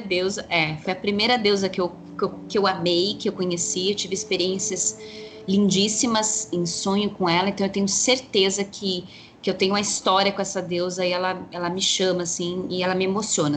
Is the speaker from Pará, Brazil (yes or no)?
no; São Paulo, Brazil; moved away as an adult; eu sou natural de São Paulo, capital. Então eu cresci no meio do concreto, né? Na cidade mesmo